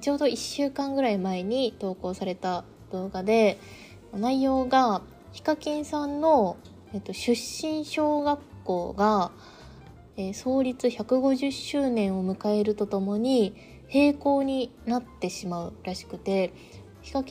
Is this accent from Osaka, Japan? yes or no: no; Gifu, Japan; 私は岐阜出身なんですけど同じように田舎町だったので自分のこう母校を思い出しながら懐かしい気持ちになりながら見ました